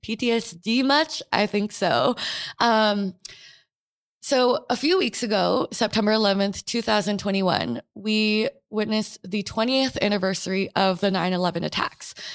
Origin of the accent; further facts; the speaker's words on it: New York City, New York, United States; also born or lived in American Samoa; I was born and raised in New York City